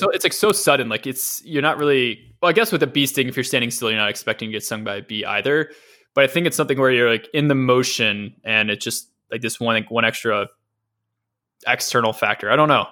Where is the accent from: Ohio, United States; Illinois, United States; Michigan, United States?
Ohio, United States; Cleveland; the suburbs of, of Cleveland where, where, where I'm from